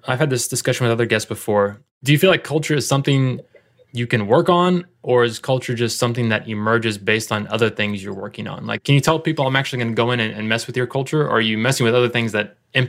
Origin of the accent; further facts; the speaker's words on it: Midwest, United States; I'm from the Midwest